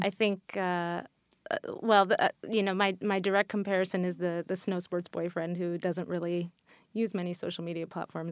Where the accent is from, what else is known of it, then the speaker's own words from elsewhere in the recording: New York, United States; also born or lived in New Zealand; I'm from New York originally, and I went to school here, and I had lived and worked here